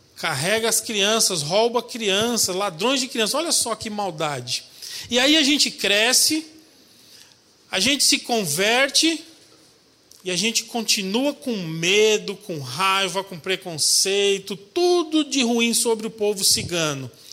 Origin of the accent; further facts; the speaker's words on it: São Paulo, Brazil; Eu sou paulistano, nasci na capital, lá em São Paulo, mas sou filho de paraibano